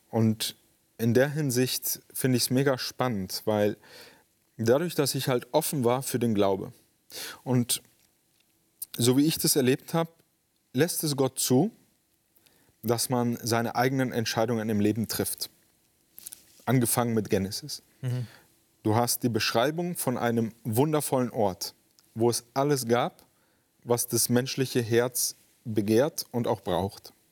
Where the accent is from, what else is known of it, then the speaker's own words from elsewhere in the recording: Spain; In Spanien, also ich bin in Spanien groß geworden. Meine Eltern sind mit mir ausgewandert.